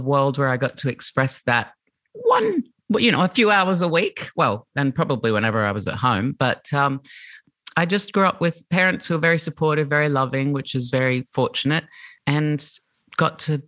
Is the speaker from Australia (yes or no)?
yes; Brisbane, Queensland, Australia; I grew up in Brisbane in the 80s and 90s in the suburbs on the north side in Brighton